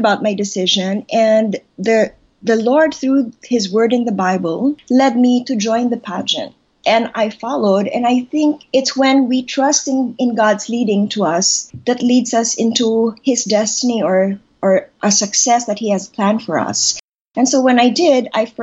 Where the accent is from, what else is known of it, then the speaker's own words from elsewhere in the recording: Manila, Metro Manila, Philippines; I was born here, and I was raised here in Manila.